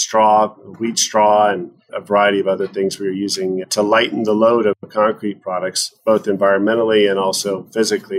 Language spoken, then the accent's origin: English; Midwest, United States; also born or lived in Wyoming; now in Montana, United States; I grew up in the Midwest